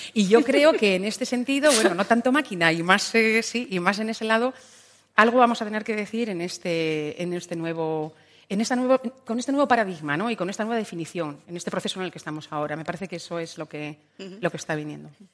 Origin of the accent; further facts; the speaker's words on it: Burgos, Castile and León, Spain; moved away as an adult; also born or lived in Valladolid; la intención era salir de Burgos, que, que adoro mi tierra, pero bueno, eh, tenía 18